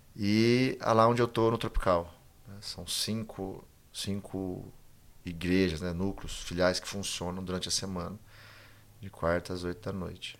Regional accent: Bebedouro, São Paulo, Brazil; eu sou daqui de Bebedouro, né? Nasci aqui, fui criado aqui

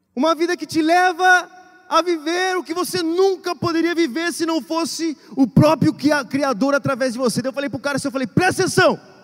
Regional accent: Brazil; moved away; vim do Brasil

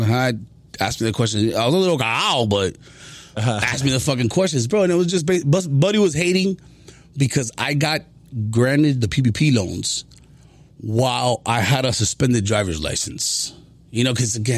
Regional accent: Miami, Florida, United States; I was born and raised in Miami. I'm a son to Cuban refugees

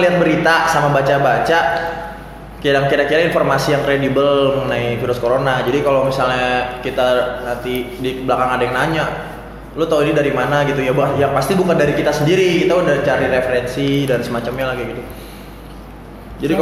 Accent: Depok, West Java, Indonesia; gua sih orang Depok asli

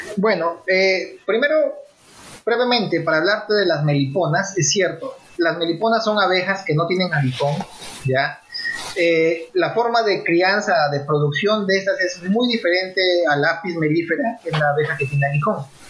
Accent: Peru; como peruanos

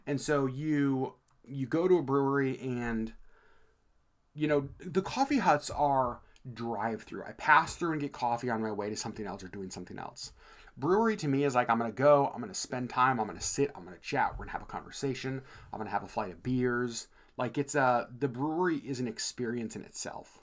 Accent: Alaska, United States; we're from Alaska

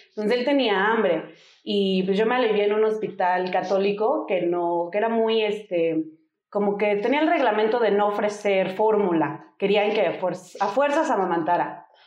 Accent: Denver, Colorado, United States; born or raised there; moved away as an adult; now in Mexico

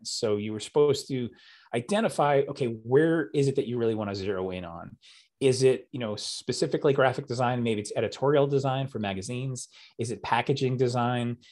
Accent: New York City, New York, United States; also born or lived in New Jersey; I was born in Staten Island, and uh, or as we say there, Staten Island. It's kind of like one word, and lived there most of my life

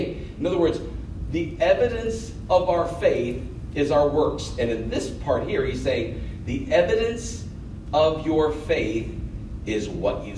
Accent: United States; Being an American

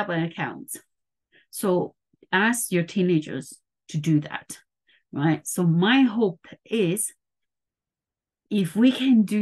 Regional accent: Taiwan; moved away; I grew up in Taiwan

